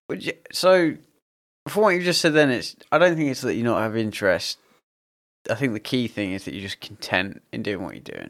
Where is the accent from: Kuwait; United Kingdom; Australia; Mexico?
United Kingdom; we as British people